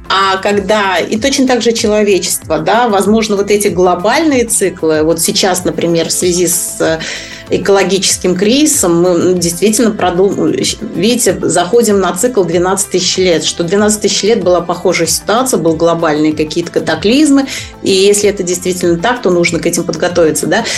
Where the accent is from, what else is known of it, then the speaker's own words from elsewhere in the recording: Kazan, Tatarstan, Russia; moved away as an adult; also born or lived in Japan; я сама из Казани